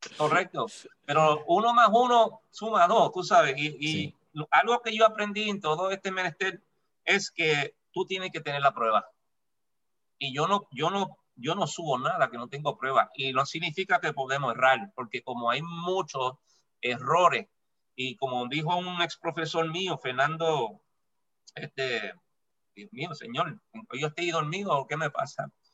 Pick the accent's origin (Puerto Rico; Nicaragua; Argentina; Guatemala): Puerto Rico; yo soy puertorriqueño